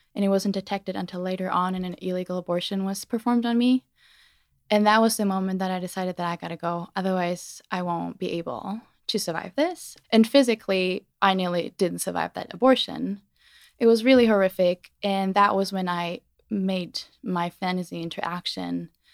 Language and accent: English; Germany; moved away; born and raised in Germany